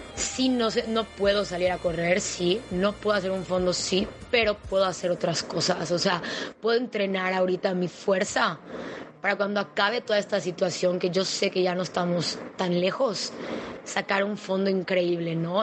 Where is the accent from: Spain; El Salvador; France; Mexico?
Mexico; Mérida, Yucatán; soy de Mérida, Yucatán